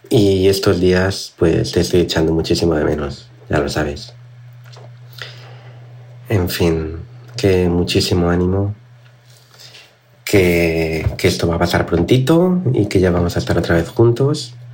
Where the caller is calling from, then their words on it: Canary Islands, Spain; Hola Cristina … de Tenerife